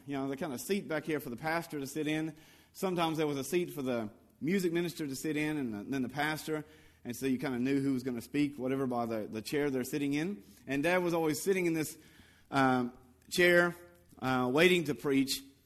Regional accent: the Bible Belt, United States; moved away; when I was growing up in, uh, in the Bible Belt in America

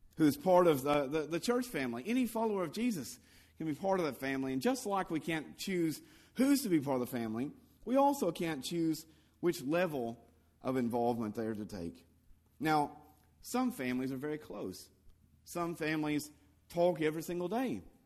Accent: the Bible Belt, United States; moved away; when I was growing up in, uh, in the Bible Belt in America

